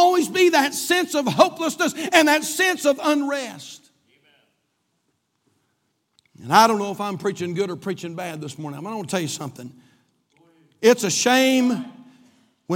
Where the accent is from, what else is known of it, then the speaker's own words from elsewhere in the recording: United States; I'm glad I'm an American. I'm an American from the top of my head to the bottom of my feet